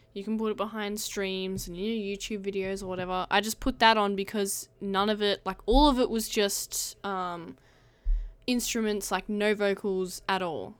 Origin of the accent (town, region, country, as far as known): Australia